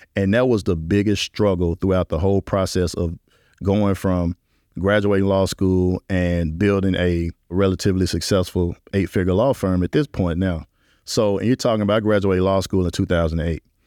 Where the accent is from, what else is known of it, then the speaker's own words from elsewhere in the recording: Memphis, Tennessee, United States; now in New Orleans, United States; growing up in Memphis was a confounding experience